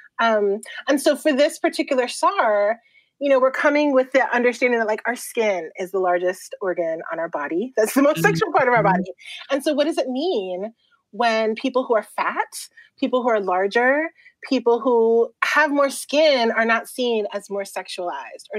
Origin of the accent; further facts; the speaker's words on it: Puerto Rico; now in California, United States; I'm displaced from Puerto Rico